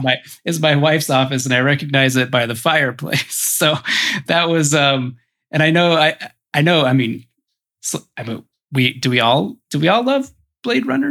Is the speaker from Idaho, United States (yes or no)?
yes; Boise, Idaho, United States; I grew up in Boise, Idaho.